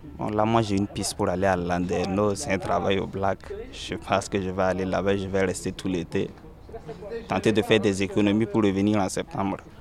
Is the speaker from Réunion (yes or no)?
no; Burkina Faso; moved away as an adult; now in France; Je suis burkinabé et je suis là depuis deux mille treize.